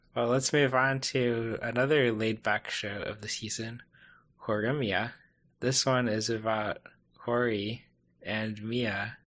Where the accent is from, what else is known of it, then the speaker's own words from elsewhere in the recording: United States; as an American uh, camper